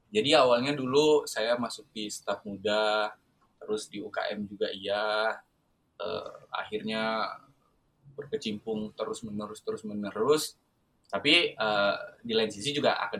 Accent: North Kolaka, Southeast Sulawesi, Indonesia; saya aslinya orang Sulawesi Tenggara tepatnya di Kolaka Utara

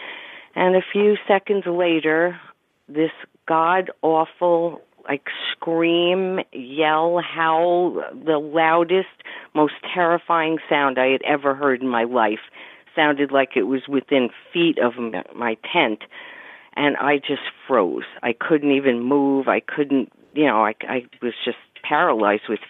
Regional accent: Pine Plains, New York, United States; I grew up in Pine Plains, New York, and at the base of Stissing Mountain

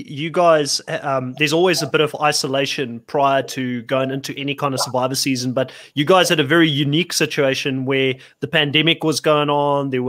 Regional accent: South Africa; moved away as an adult; I I grew up in South Africa. I lived there for eighteen years before

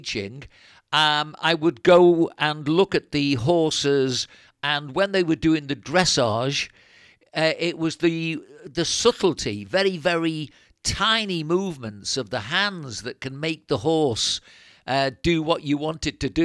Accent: near Liverpool, North West England, United Kingdom; moved away as an adult; now in Spain; When we came from England to live here in Spain, I came from near Liverpool

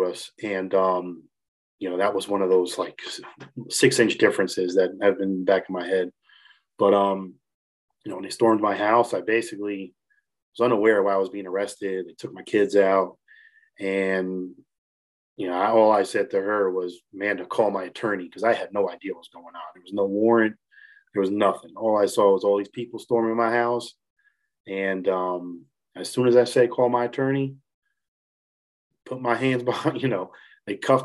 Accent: New Jersey, United States; moved away as an adult; now in Morgantown, United States; I'm originally from Jersey

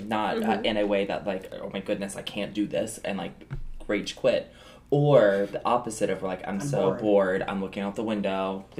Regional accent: the South, United States; because I was new, especially moving to this area. I was from the South, so I didn't have anything culturally in this area.

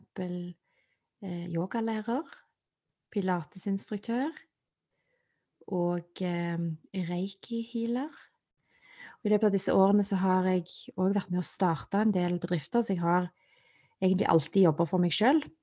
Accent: Stavanger, Rogaland, Norway; Jeg er født og oppvokst i Stavanger

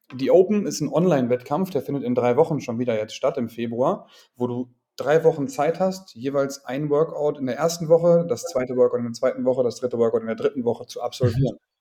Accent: a small town near Münster, North Rhine-Westphalia, Germany; moved away as an adult; also born or lived in Rostock; now in Hamburg, Germany; Ich bin mhm. geboren damals in NRW in Münster, im schönen mhm. Münster. Aufgewachsen in einer kleinen Stadt daneben

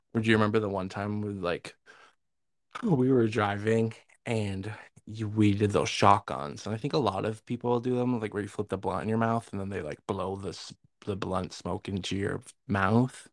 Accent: Massena, New York, United States; growing up in Messina, there was, like, how many elementary schools

